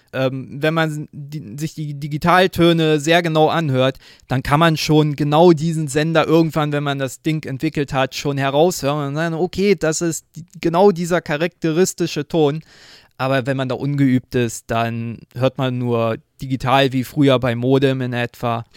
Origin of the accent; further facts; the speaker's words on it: Berlin, Germany; ich komme aus Berlin